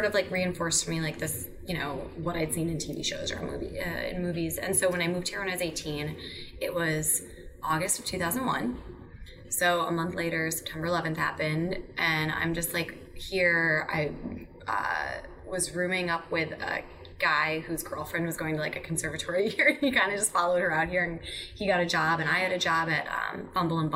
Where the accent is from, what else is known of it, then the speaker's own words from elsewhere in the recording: Madison, Wisconsin, United States; moved away as an adult; also born or lived in Pennsylvania; I'm from Madison. My whole family is still there